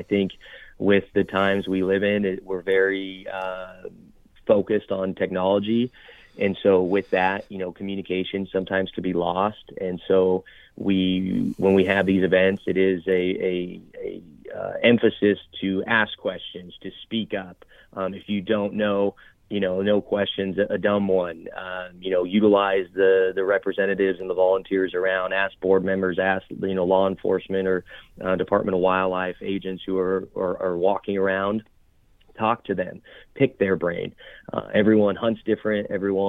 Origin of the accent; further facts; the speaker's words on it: Nevada, United States; Chukar hunting is just something I was raised around in Northern Nevada. I'm grateful for my father to get me involved.